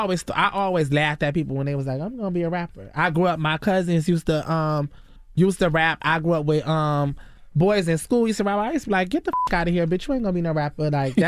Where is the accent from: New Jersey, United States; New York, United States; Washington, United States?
New York, United States; So I grew up in, like, New York and shit, too, which I had got, like, robbed.